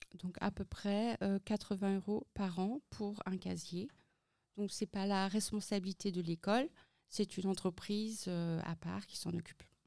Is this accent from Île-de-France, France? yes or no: no; Centre-Val de Loire, France; now in Germany; je suis aussi née en France et j'étais dans une école euh, française euh, dans le Loiret